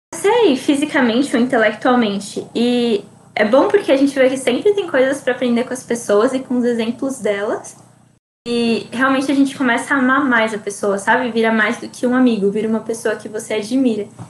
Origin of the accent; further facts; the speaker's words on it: Cotia, São Paulo, Brazil; Eu sou daqui de Cotia, zona oeste da cidade